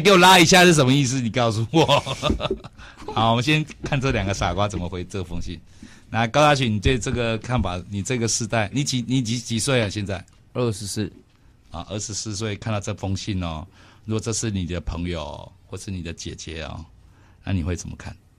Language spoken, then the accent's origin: Chinese; Kaohsiung, Taiwan; 我是高雄人， 高雄人真的很多人不会卷舌